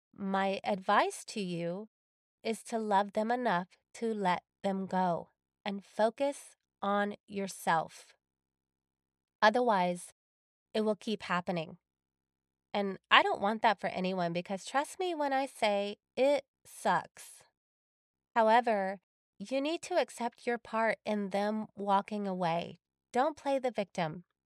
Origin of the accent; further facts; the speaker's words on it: Texas, United States; moved away as an adult; also born or lived in California; I had moved back to my home state of Texas